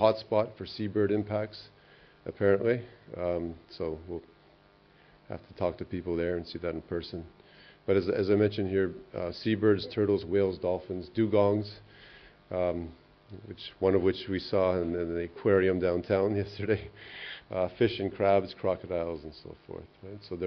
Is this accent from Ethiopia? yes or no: no; Canada; I'm from Canada